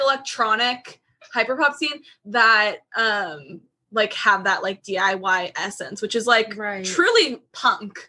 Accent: near Seattle, Washington, United States; I grew up near Seattle, not in the city. Um, I grew up in the suburbs on the east side, hated it forever.

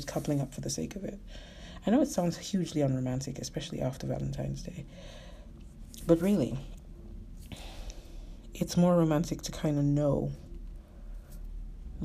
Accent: Nigeria; I'm Nigerian, so particularly in our culture

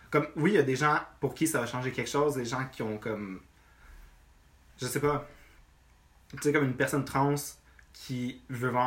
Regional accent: Rive-Nord, Quebec, Canada; moved away as an adult; now in Montreal, Canada; techniquement, je suis né à Montréal, au ah ouais, ok, Mais j'ai, grandi dans ça arrive nord toute ma vie.

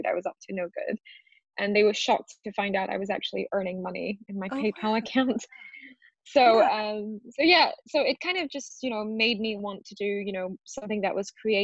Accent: Singapore; also born or lived in Rajasthan, India; now in London, United Kingdom; I was born in Rajasthan, which is in India, and I moved to Singapore when I was 2.5 years old. So my family emigrated there.

